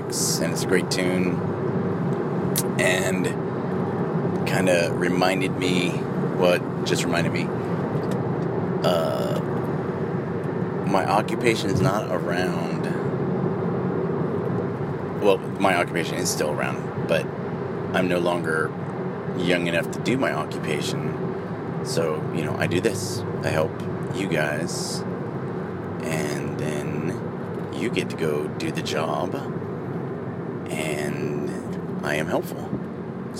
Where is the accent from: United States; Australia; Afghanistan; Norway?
United States; I'm an American